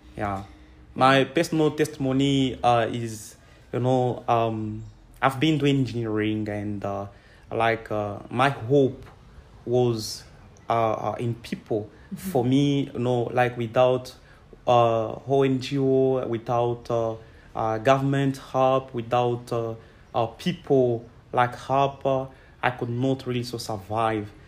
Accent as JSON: {"language": "English", "town": "Kolwezi", "region": "Lualaba", "country": "DR Congo", "tie": "born or raised there", "said": "I'm from Congo. Um, I was born here, but grew up uh, in Kolwezi uh, city."}